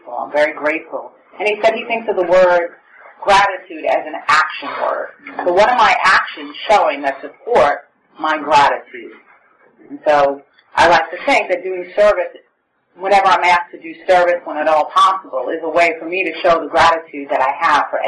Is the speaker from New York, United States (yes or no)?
yes; New York City, New York, United States; now in Oceanside, United States; I grew up in Brooklyn